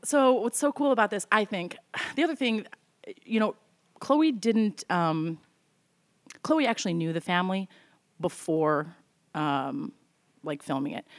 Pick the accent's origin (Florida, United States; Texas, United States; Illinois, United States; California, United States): Illinois, United States; Evanston; now in Chicago, United States; I grew up in Evanston, live in Chicago.